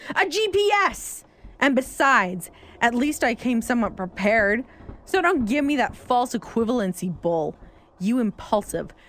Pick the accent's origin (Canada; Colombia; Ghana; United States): Canada; Gatineau, Quebec; Montreal is where you got your information from. I'm from Gatineau.